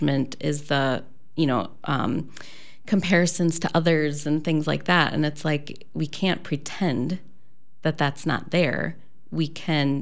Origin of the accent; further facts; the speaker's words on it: Midwest, United States; I'm from the Midwest, actually grew up Catholic